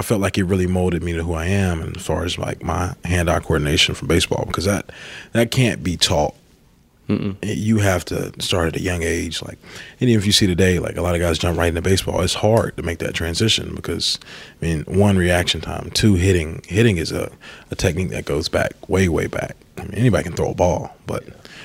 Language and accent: English; Warner Robins, Georgia, United States; moved away as an adult; now in New Orleans, United States; I'm from Warner Robins